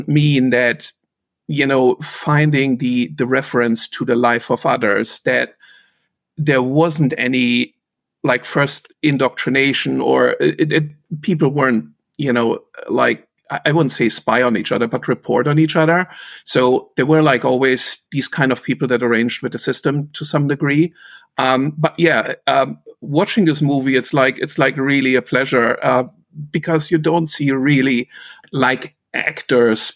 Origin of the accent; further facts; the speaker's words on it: Rostock, Mecklenburg-Vorpommern, Germany; moved away as an adult; also born or lived in Wittenberg / Gera / West Germany; the vast majority of my upbringing was in Rostock, the port city of Rostock